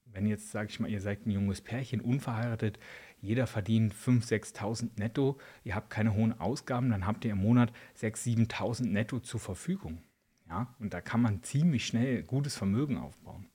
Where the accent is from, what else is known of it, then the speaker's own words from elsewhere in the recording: eastern Germany, Spreewald region, Brandenburg, Germany; now in Switzerland; bei uns im Osten, Spreewaldregion